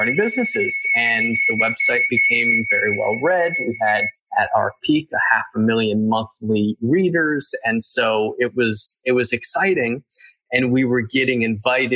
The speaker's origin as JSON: {"language": "English", "region": "Northeast", "country": "United States", "moved": "yes", "said": "I'm from the Northeast"}